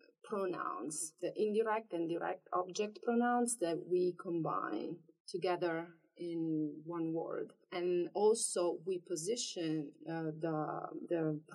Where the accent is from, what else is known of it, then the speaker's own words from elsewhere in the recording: Abruzzo, Italy; first language Italian; English is a second language; moved away; I'm from Abruzzo, which is center. It's a region across from the capital, Rome, on the Adriatic coast, and the local language or dialect is the center dialect, the Napolitan.